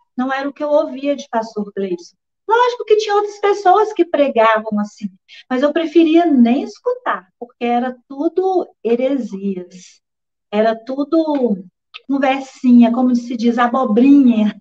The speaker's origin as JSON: {"language": "Portuguese", "town": "Corinto", "region": "Minas Gerais", "country": "Brazil", "tie": "born or raised there", "also_born_or_lived": "Curvelo", "lives_now": "Belo Horizonte, Brazil", "said": "eu nasci aqui em Belo Horizonte mesmo, com a idade de 10 anos. Então, meus pais foram enviados à cidade de Corinto para apacentar ali uma igreja, onde eu cresci"}